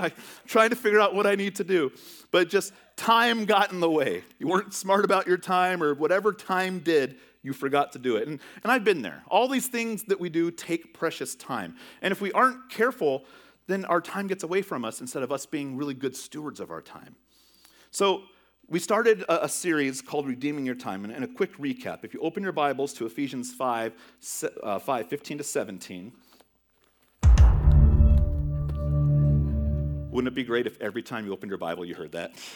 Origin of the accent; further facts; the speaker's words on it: California, United States; moved away; growing up in California